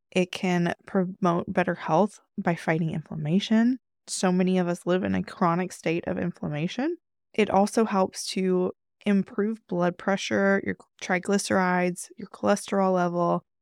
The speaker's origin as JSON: {"language": "English", "country": "United States", "said": "our culture as an American"}